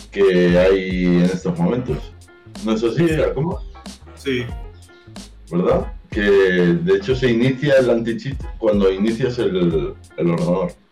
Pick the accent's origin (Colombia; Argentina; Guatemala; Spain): Spain; soy de España